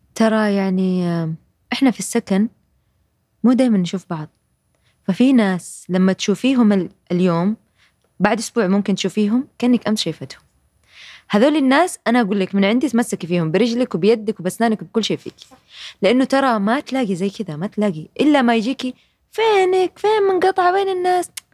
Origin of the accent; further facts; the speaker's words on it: Jeddah, Makkah Province, Saudi Arabia; moved away; احنا عندنا في جده وفي الغربيه